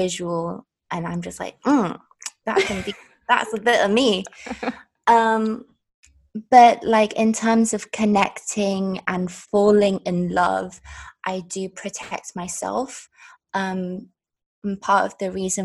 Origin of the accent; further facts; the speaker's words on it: London, United Kingdom; also born or lived in China; my family are from Hong Kong. I was born in China, and I was raised in London.